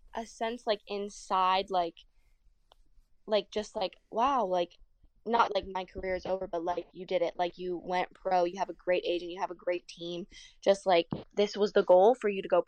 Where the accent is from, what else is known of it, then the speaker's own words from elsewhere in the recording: United States; I'm American